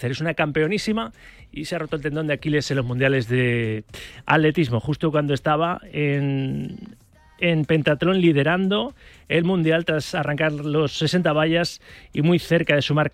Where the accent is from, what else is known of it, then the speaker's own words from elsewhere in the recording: Valencia, Valencian Community, Spain; como valenciano